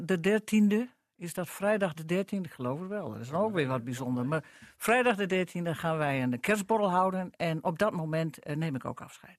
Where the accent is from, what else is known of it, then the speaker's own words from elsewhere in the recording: northern Netherlands, Netherlands; Ik ben een Noorderling. Ik ben ook half Drents